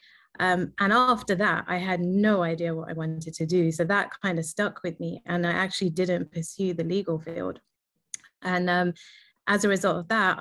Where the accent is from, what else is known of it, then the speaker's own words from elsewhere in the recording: London, United Kingdom; I was born and raised in London